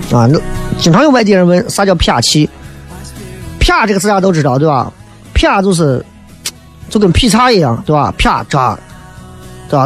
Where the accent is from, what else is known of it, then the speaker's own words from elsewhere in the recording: Xi'an, Shaanxi, China; 作为一个西安人来讲，还真的很难解释